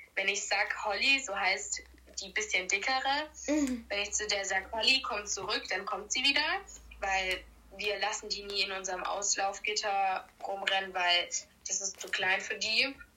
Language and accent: German; Baden-Württemberg, Germany; bei uns in Baden-Württemberg